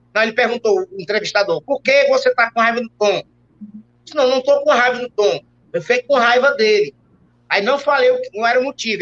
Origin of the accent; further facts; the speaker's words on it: Fortaleza, Ceará, Brazil; also born or lived in Itapipoca, Ceará; eu nasci no interior chamado Itapipoca, no Ceará, certo? É, terra do Tiririca, de outros mais, né? E com 4, 5 anos de idade, eu vim para Fortaleza